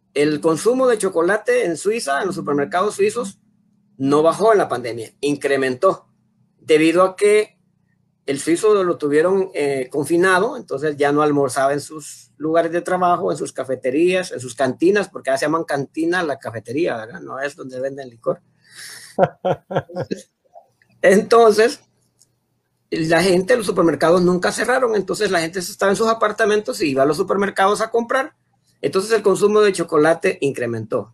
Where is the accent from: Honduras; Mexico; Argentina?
Honduras; como hondureños